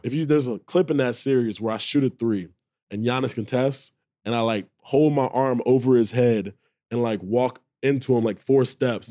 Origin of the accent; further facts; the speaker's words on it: Charlotte, North Carolina, United States; moved away; I grew up in Charlotte